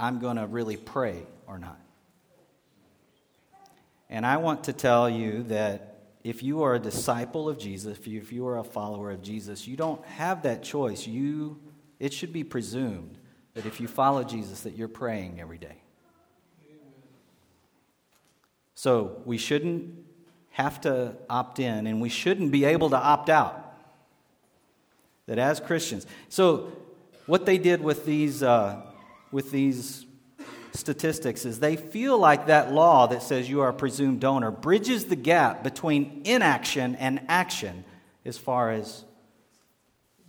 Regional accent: Texas, United States; now in Minnesota, United States; My home state, Texas

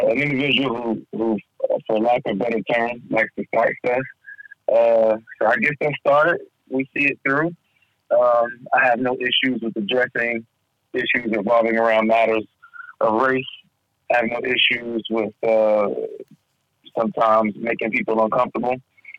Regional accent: Atlanta, Georgia, United States; moved away as an adult; now in Charlottesville, United States; I was born there. My parents in South Carolina. I grew up in Atlanta

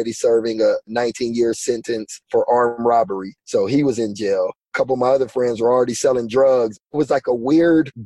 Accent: Pasadena, California, United States; moved away as an adult; also born or lived in Las Vegas, Nevada; I grew up in Pasadena in Southern California

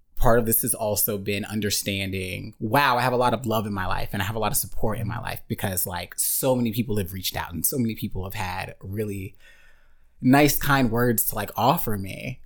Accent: Murfreesboro, Tennessee, United States; moved away; I'm from Murfreesboro, Tennessee, very small town, just underneath Nashville.

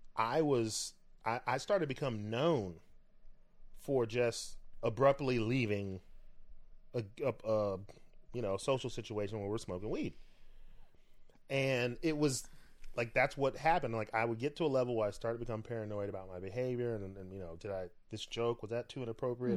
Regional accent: Florida, United States; moved away; I'm from Florida.

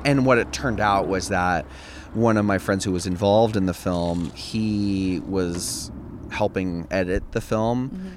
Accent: Templeton, California, United States; I'm from the Central Coast. I'm from Templeton

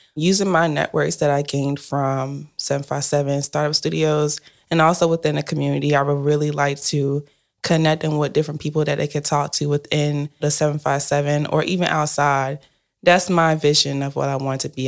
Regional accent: Spartanburg, South Carolina, United States; now in Maryland, United States; I'm from Spartanburg, South Carolina, and I live in Maryland currently.

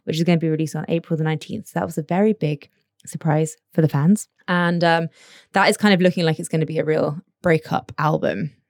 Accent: United Kingdom; now in Abu Dhabi, United Arab Emirates; we're British

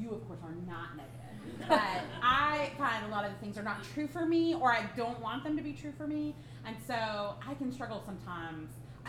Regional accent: Alabama, United States; I'm from Alabama.

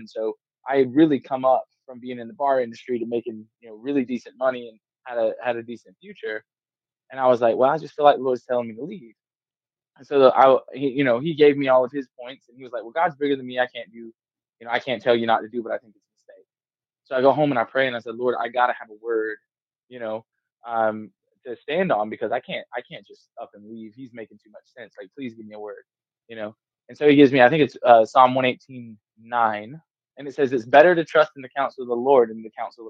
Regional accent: Georgia, United States; now in Missouri, United States; I moved to Missouri from South Georgia, North Florida area.

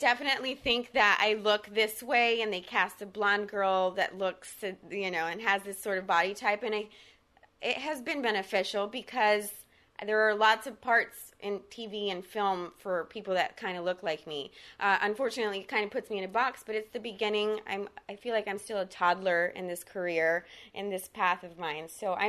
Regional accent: Texas, United States; first language Spanish; English is a second language; now in Los Angeles, United States; I'm from Texas, so, you know, people have their ideas in Texas for the most part.

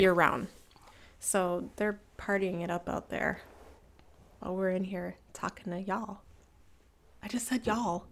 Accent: Cleveland, Ohio, United States; moved away; I'm from Cleveland

